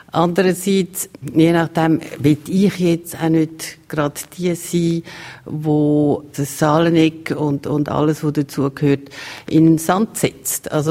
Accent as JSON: {"language": "German", "town": "Maienfeld", "region": "Graubünden", "country": "Switzerland", "tie": "born or raised there", "said": "Ich bin in Meienfeld aufgewachsen ich bin in Meierfeld in die Schule, aber äh, meine Mutter ist Stadtzürcherin."}